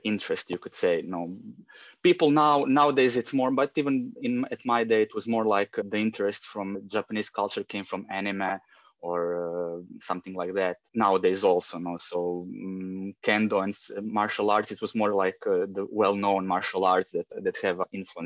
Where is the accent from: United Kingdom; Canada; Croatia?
Croatia; Rijeka, Primorje-Gorski Kotar County; I come from Rijeka, Croatia. It's a small city on the northern part of the Adriatic Sea. Basically lived here all my life.